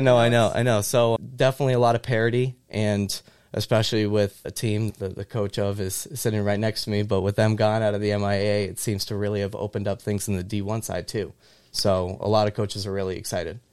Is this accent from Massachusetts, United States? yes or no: yes; Central Massachusetts, United States; also born or lived in New Mexico; I grew up in Central Mass